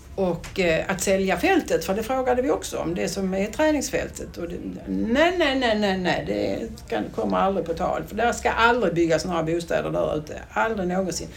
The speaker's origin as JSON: {"language": "Swedish", "area": "Brodda stud farm", "region": "Skåne", "country": "Sweden", "tie": "born or raised there", "said": "jag är ju då eh, född och uppvuxen i eh, på stallgången som jag brukar säga ute på Bråda stuteri"}